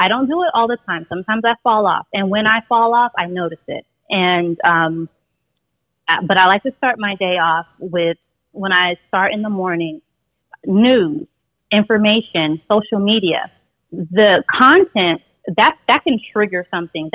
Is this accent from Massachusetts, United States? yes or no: no; Las Vegas, Nevada, United States; I'm originally from Las Vegas